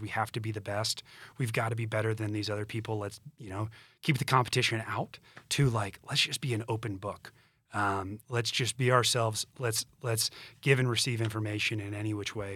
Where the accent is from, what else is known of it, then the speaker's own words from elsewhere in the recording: Augusta, Georgia, United States; moved away as an adult; also born or lived in Charleston, South Carolina / Denver, Colorado; now in Colorado, United States; I grew up in Augusta, Georgia, went to school in Charleston